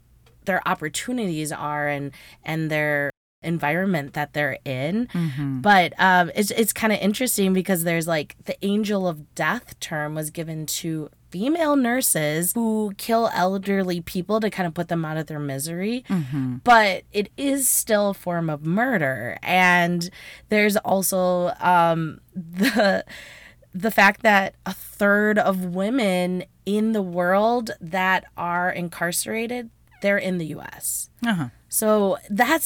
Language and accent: English; United States; we, as an American society